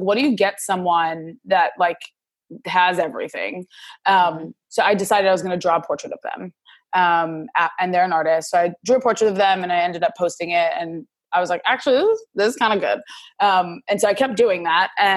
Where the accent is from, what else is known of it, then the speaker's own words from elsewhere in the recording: New York City, New York, United States; moved away as an adult; also born or lived in Massachusetts; now in Washington, D.C., United States; I grew up in Brooklyn, New York City, and then went to Massachusetts for school and now live in DC